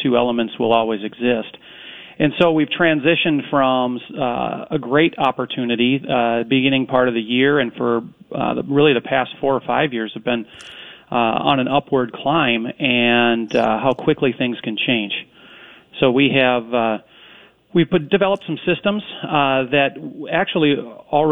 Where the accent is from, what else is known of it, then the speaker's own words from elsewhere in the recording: Corcoran, Minnesota, United States; I was fortunate enough to grow up in a little town west of the metro in Corcoran